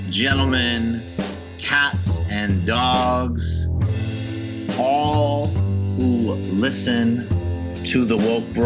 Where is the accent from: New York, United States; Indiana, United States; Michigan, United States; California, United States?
New York, United States; New York City; And when I was here when I was little and disposition, like yeah, I'm a New Yorker.